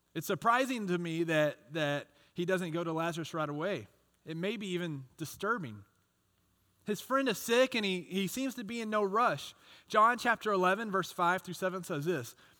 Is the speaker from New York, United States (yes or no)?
no; Texas, United States; I grew up in Texas, and I was a big baseball fan